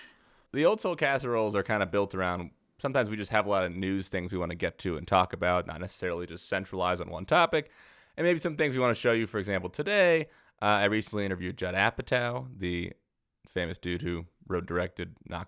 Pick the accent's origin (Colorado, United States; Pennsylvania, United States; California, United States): Colorado, United States; Aurora; I grew up in Aurora, which is next to Denver.